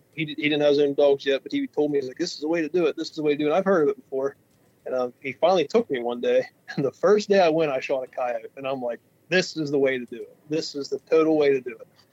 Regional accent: Western Pennsylvania, United States; We're from Western Pennsylvania, and uh, we haul logs for a living. That's a pretty booming business in this part of Western Pennsylvania.

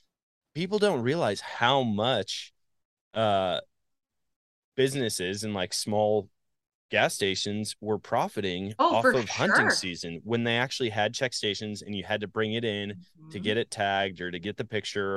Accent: Wisconsin, United States; moved away; growing up in Wisconsin

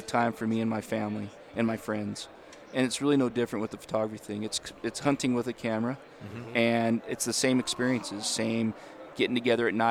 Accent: Utah, United States; born and raised. I live up in the Ogden area, up in northern Utah.

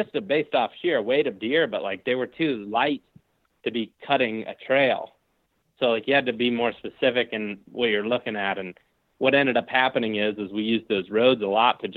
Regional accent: Ohio, United States; my home state of Ohio

